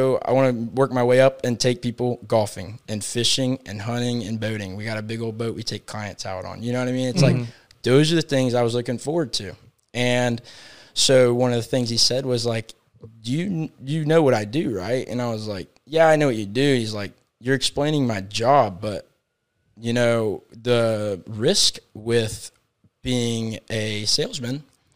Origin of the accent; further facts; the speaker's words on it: Winter Haven, Florida, United States; also born or lived in Tallahassee, Florida; I'm born and raised in Winter Haven